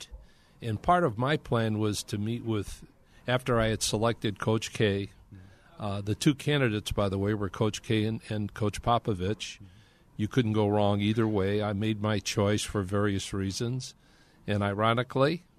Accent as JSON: {"language": "English", "region": "Illinois", "country": "United States", "tie": "born or raised there", "said": "Illinois, because it was my home state school."}